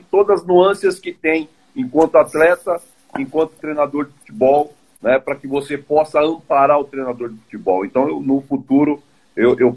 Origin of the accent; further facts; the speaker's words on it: São Paulo, Brazil; Não sou de Brasília, sou de São Paulo, São Paulo capital.